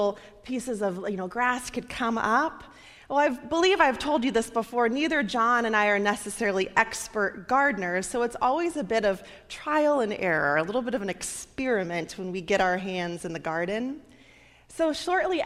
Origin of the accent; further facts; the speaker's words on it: Nebraska, United States; now in Michigan, United States; my home state there